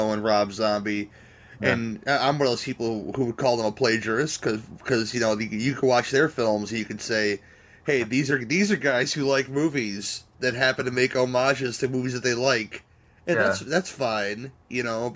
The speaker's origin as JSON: {"language": "English", "country": "United States", "tie": "born or raised there", "said": "I grew up in the, you know, in the go-go 90s of the U.S."}